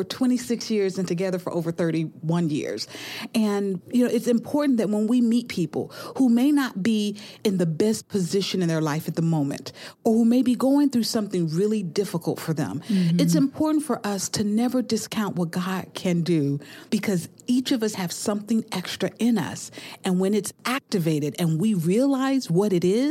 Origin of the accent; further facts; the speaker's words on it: Albany, Georgia, United States; Albany State, which was in my hometown